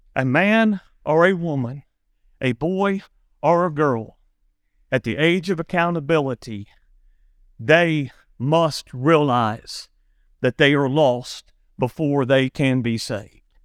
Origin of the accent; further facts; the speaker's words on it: Big Bow, United States; when we was kids growing up in Big Bow